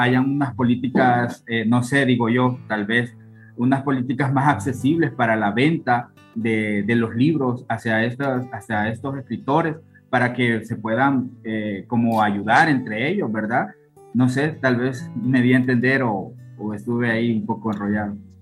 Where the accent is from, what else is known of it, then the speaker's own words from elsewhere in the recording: Honduras; yo soy de Honduras